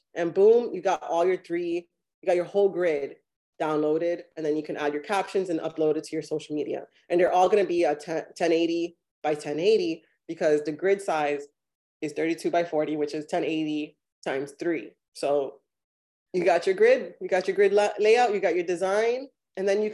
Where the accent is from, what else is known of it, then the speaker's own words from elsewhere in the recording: Miami, Florida, United States; also born or lived in New York; now in North Carolina, United States; I'm actually from Miami. I was born in New York, but I grew up in Miami and graduated high school there.